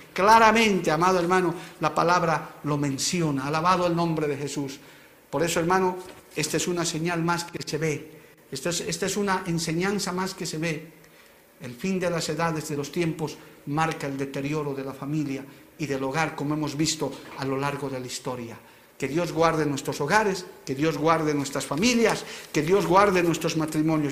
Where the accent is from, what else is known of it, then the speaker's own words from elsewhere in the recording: Bolivia; como bolivianos